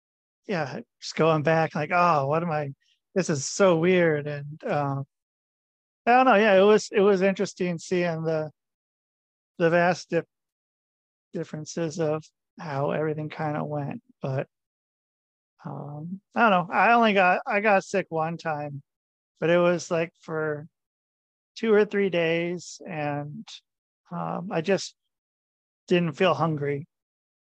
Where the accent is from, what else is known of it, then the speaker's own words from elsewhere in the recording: Portland, Oregon, United States; moved away as an adult; also born or lived in Minneapolis, Minnesota / southern Minnesota; now in Minnesota, United States; I'm from Portland, Oregon